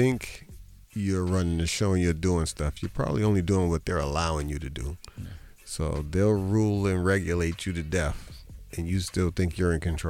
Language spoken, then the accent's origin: English; Boston, Massachusetts, United States; mostly all the police in Boston are people I went to school with.